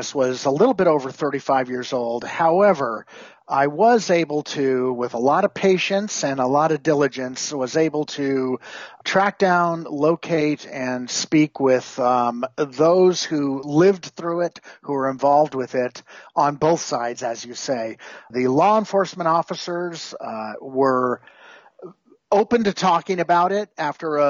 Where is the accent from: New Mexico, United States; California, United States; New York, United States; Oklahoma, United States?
California, United States; Whittier; I grew up in Whittier, California